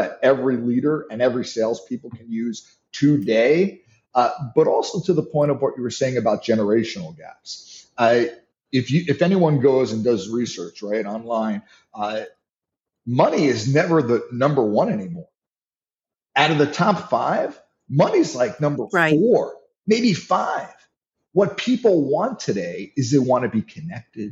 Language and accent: English; New York, United States; I'm from New York.